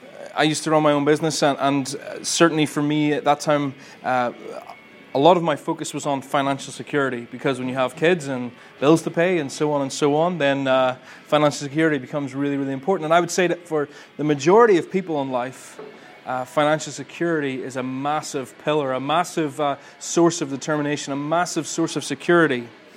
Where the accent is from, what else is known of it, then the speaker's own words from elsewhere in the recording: Ballymena, Northern Ireland, United Kingdom; I'm originally from Ballymena, although you probably can't hear it in my accent.